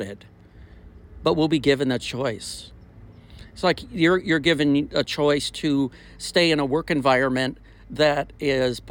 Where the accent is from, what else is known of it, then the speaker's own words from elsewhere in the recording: Minnesota, United States; moved away as an adult; also born or lived in the South (US); I'm originally from Minnesota, been down south almost my whole adult life